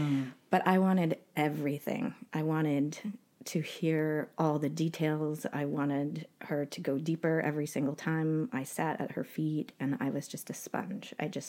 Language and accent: English; Utah, United States; also born or lived in Canada; I was born in Canada to two American parents who were absolute hippies, and they met in the Bay Area, San Francisco, in 1969. So I had a very creative, playful, wild, adventurous childhood. And we ended up spending some time in Utah.